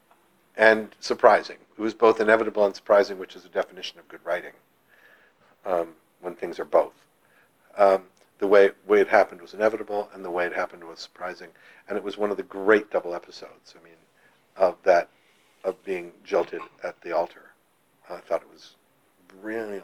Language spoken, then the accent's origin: English; Ottawa, Ontario, Canada; also born or lived in Toronto; I was an actor in my hometown of Ottawa, and then in Toronto as a young actor.